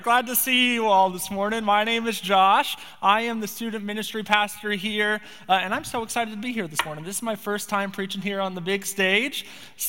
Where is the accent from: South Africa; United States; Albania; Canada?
United States; Spokane, Washington; moved away as an adult; now in Bellingham, United States; I grew up in Spokane, Washington